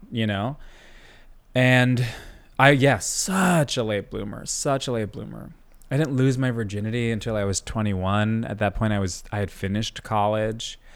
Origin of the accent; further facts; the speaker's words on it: Long Island, New York, United States; also born or lived in Brooklyn; I, uh, grew up on Long Island